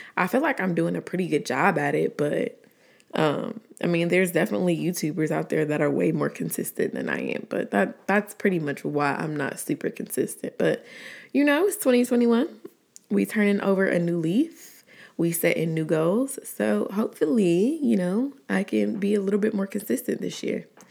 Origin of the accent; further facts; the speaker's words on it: Atlanta, Georgia, United States; also born or lived in College Park, Georgia / Riverdale, Georgia; I was born and raised in Atlanta, Georgia. Southside, more specifically